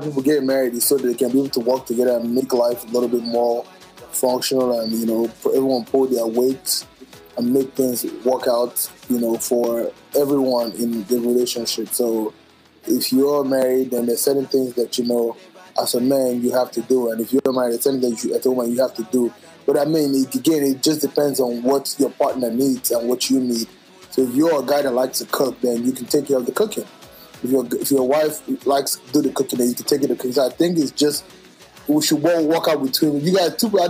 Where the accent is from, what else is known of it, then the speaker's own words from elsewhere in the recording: Nigeria; I'm speaking from the Igbo culture because I'm an Igbo man, right?